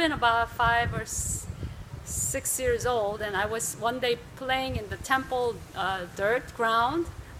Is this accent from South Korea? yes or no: yes; South Korea; moved away; when I was growing up in Korea